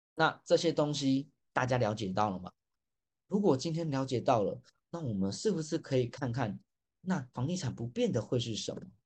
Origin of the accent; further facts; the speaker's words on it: Taipei, Taiwan; 因为我本身也是台北出生的